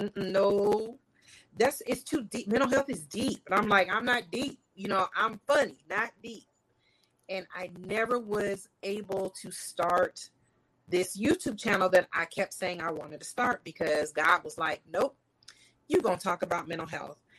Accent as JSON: {"language": "English", "region": "California", "country": "United States", "said": "I'm from California"}